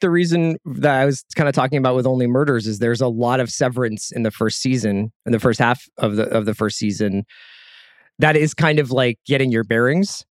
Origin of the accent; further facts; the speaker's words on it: United States; I am American.